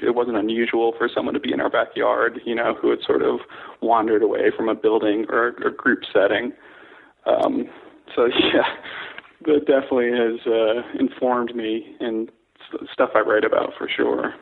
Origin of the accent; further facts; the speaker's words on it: Connecticut, United States; moved away as an adult; also born or lived in Staten Island, New York / North Carolina / Ohio / San Francisco; now in Seattle, United States; then Connecticut mostly up through high school